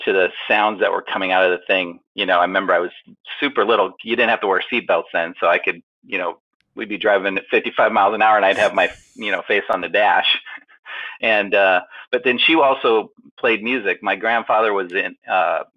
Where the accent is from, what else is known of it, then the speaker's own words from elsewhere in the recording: Minnesota and Iowa, Midwest, United States; now in California, United States; I grew up in Minnesota and Iowa